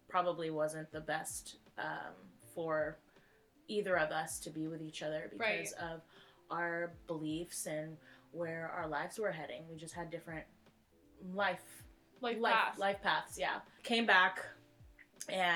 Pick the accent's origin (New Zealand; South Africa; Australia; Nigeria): Nigeria; I'm a Nigerian woman